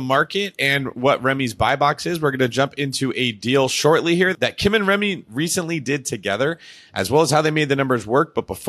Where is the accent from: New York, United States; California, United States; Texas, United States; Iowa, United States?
California, United States; I'm from California.